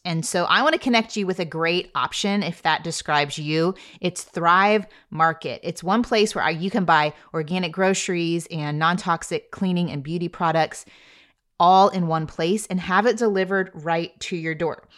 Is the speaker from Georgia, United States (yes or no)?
no; Texas, United States; I am a Texan